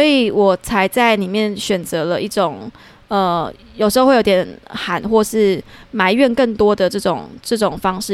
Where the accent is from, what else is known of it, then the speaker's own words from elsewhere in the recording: Tainan, Taiwan; 我台南人嘛